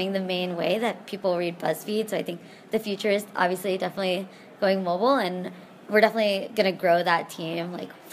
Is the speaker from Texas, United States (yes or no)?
yes; Texas, United States; moved away as an adult; also born or lived in Pittsburgh / San Francisco; I grew up in Texas in the United States